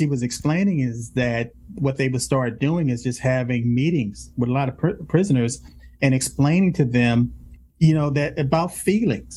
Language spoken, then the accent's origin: English; Los Angeles, California, United States; I grew up in South Central